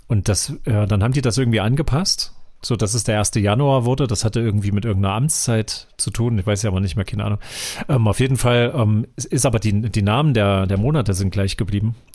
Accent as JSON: {"language": "German", "town": "Erfurt", "region": "Thuringia", "country": "Germany", "said": "aber ja, das, das als Erfurter kennt man das Gründe. hier. Wir haben entweder hier total äh, Schneesturmhölle oder wir haben einfach super milden, verregneten Weihnachts..."}